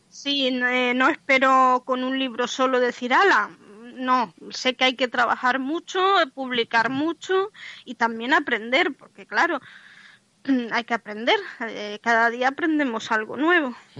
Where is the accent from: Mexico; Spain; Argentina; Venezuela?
Spain; Madrid, Community of Madrid; moved away as an adult; now in A Coruña, Spain; yo nací en Madrid